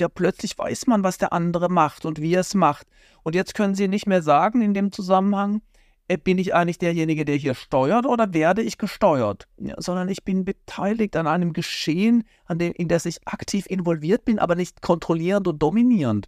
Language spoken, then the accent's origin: German; Baden-Württemberg, Germany; weil in Baden-Württemberg, wo ich herkomme